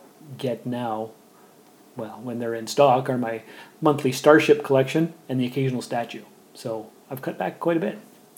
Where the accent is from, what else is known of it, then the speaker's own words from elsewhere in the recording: England, United Kingdom; Is it because I'm English and you're mostly French and you think the communication styles won't no. match up?